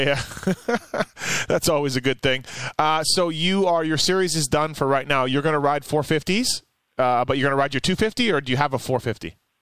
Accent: Canada; I'm from Canada

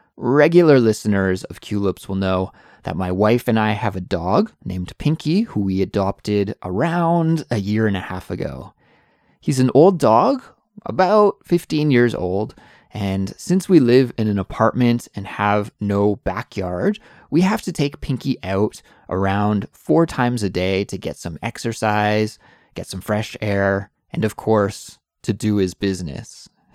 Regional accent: Canada; moved away as an adult; now in South Korea; I'm an English teacher from Canada

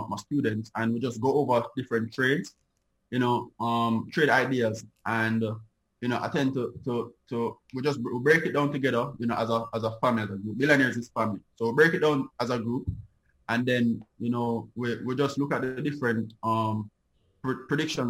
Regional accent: Jamaica; Me as a Jamaican

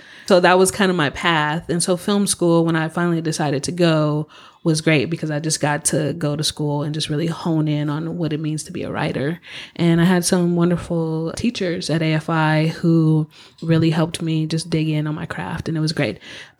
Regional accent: Los Angeles, California, United States; I am one of the few people who's actually from LA. So Ooh. I was born and raised here.

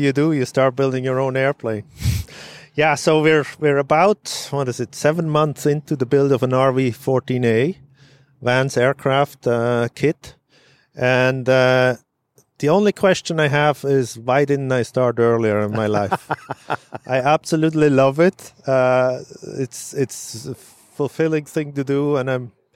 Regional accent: Switzerland; moved away as an adult; now in Syracuse, United States; I grew up in Switzerland

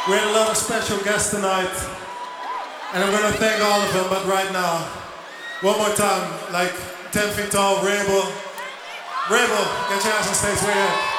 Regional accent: Netherlands; I'm actually from Holland, so that's why I've been speaking Dutch for a while.

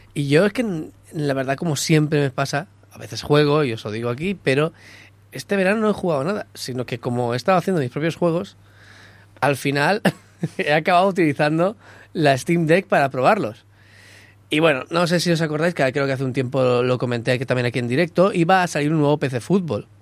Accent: Catalonia, Spain; Porque soy catalán

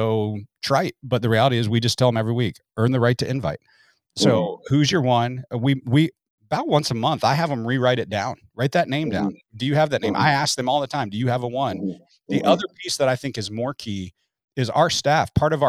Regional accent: Midwest, United States; I came from the Midwest to the Southwest.

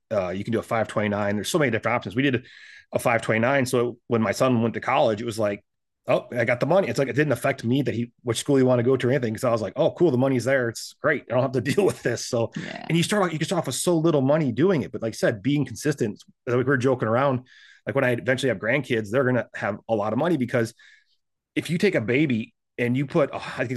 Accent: South Dakota, United States; now in Texas, United States; I came to Texas from South Dakota

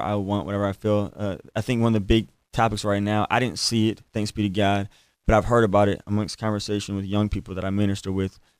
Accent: Baton Rouge, Louisiana, United States; I'm from Baton Rouge, Louisiana

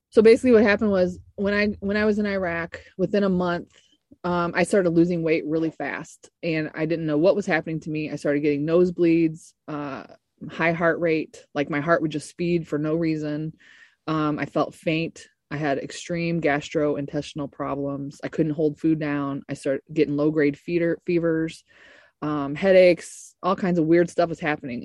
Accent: Ferguson, Missouri, United States; I was born in St. Louis, Missouri, in Ferguson, actually, the t- uh, little North County area of St. Louis.

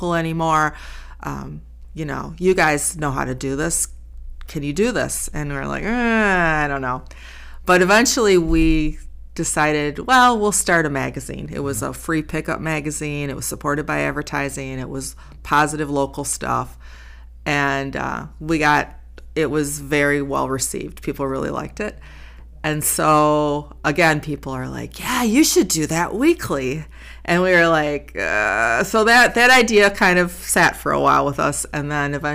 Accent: Racine, Wisconsin, United States; also born or lived in Milwaukee / East Troy; I was raised in Racine.

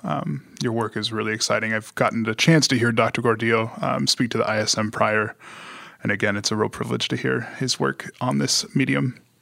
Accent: Long Beach, California, United States; I hail from Long Beach, California

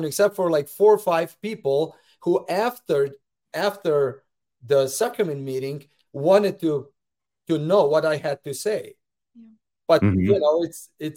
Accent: Slovenia; moved away as an adult; now in United States; as well as a branch president for 4 years back in my home country of Slovenia

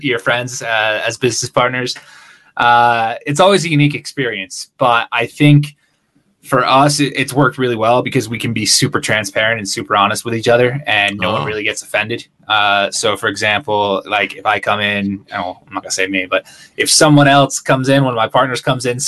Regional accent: Connecticut, United States; moved away as an adult; also born or lived in Philadelphia / Long Island; now in Guadalajara, Mexico; originally, I'm from Connecticut. I don't live in Connecticut anymore. I actually live in Guadalajara, Mexico.

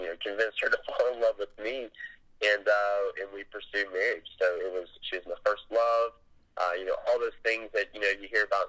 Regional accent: South Georgia, United States; I grew up in South Georgia as a big family

